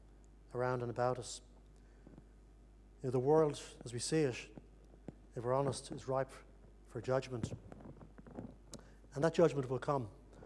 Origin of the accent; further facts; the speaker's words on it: Ireland; You know, when I grew up in Ireland, there was an intense hatred between both sides in the conflict there